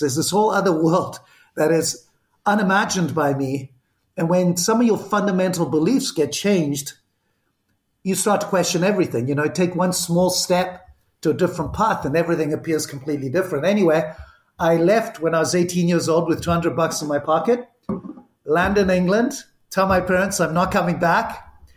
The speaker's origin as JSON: {"language": "English", "country": "Zimbabwe", "tie": "born or raised there", "also_born_or_lived": "Barcelona, Spain", "accent": "Zimbabwean", "moved": "yes", "said": "the accent, which is still here, is from Zimbabwe. I was born in Spain, in Barcelona, uh, lived in seven countries before I was eight, and ended up in what was Rhodesia, and grew up"}